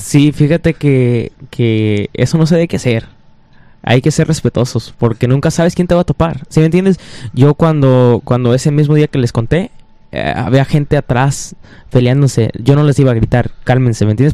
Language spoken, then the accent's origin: Spanish; Detroit, Michigan, United States; somos de Detroit